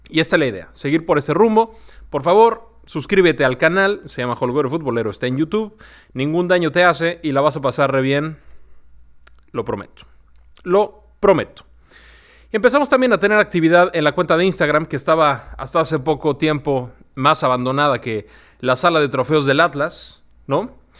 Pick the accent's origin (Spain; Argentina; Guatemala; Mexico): Mexico; nuestra esencia también como mexicanos